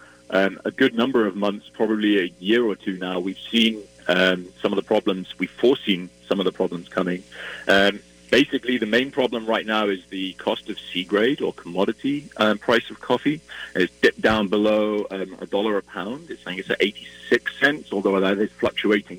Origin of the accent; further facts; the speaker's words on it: Wales, United Kingdom; moved away as an adult; now in Minneapolis, United States; I'm originally from Wales, and you might be able to tell from my accent, but I've been in Minneapolis for 2 years